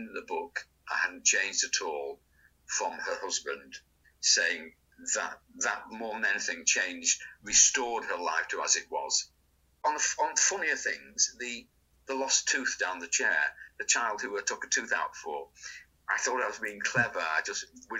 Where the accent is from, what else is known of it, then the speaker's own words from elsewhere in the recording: Manchester, North West England, United Kingdom; I was brought up in Crumsall.